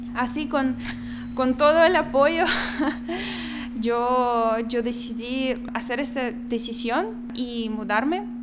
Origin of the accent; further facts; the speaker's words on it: Belarus; Spanish is a second language; moved away as an adult; also born or lived in Minsk; now in Guatemala; soy de Bielorrusia, yo tengo 25 años